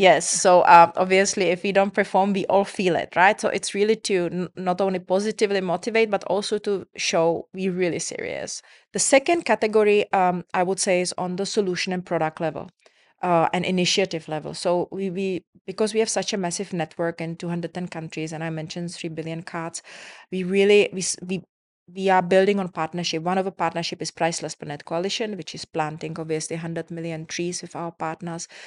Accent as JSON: {"language": "English", "country": "Czechia", "moved": "yes", "lives_now": "Dubai, United Arab Emirates", "said": "I come from Czech Republic"}